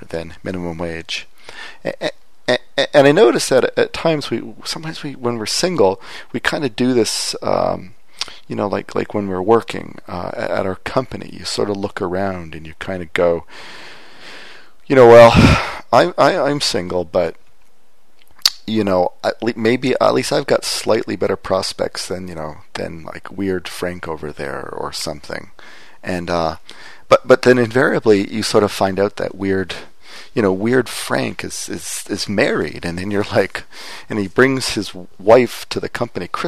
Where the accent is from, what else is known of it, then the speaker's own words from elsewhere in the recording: Windsor, Ontario, Canada; moved away; I was back in my hometown of Windsor, which is across the border from Detroit